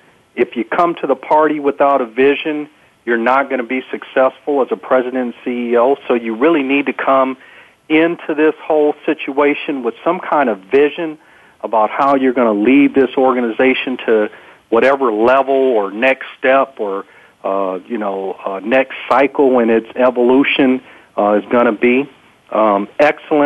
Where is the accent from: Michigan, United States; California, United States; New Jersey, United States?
California, United States; San Diego; also born or lived in Alaska / Texas; growing up in San Diego and being a person of color, we were a very small sliver of the population here in San Diego